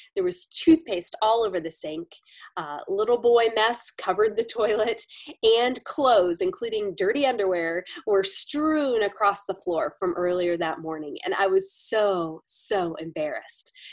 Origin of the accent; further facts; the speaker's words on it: Florida, United States; now in Pennsylvania, United States; Both my husband Adam and I grew up in Florida